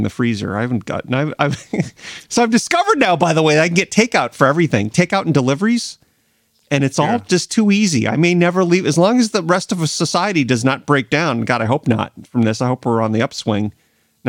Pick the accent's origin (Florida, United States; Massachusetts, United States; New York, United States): Massachusetts, United States; Central; growing up in Central Mass